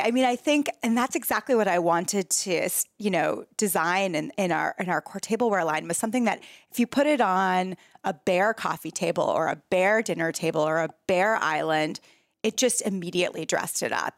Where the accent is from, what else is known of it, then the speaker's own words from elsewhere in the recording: San Francisco, California, United States; moved away as an adult; also born or lived in New York City; now in San Francisco, United States; I moved from New York City back to my hometown of San Francisco